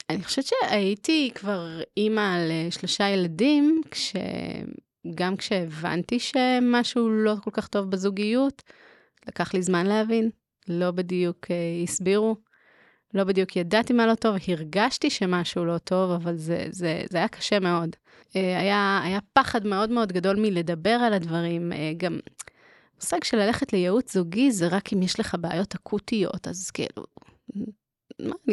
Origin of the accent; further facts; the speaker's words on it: Haifa, Haifa District, Israel; moved away as an adult; now in Jerusalem, Israel; מקהילה אה, ליטאית בחיפה.